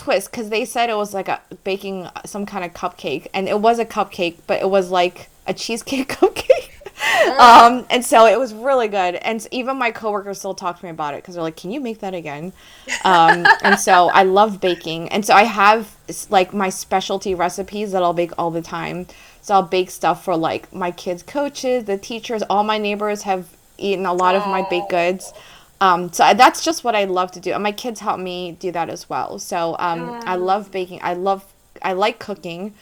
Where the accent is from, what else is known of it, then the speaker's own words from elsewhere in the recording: Philadelphia, Pennsylvania, United States; now in near Baltimore, United States; I'm from Philly, so I'm a diehard Philly sports fan